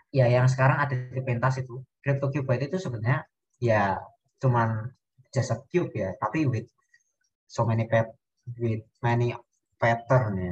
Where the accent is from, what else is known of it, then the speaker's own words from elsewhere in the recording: Java, Indonesia; Aku kan orang Jawa ya mas.